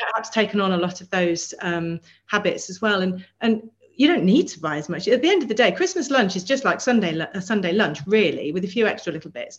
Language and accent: English; Melton Mowbray, East Midlands, United Kingdom; now in London, United Kingdom; I grew up in Melton Mowbray, so I'm from the land of pork pie